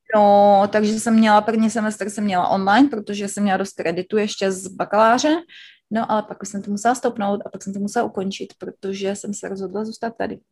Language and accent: Czech; Znojmo, South Moravian Region, Czechia; moved away as an adult; also born or lived in Brno; now in United States; já jsem ze Znojma, ze Znojma, ze Znojmička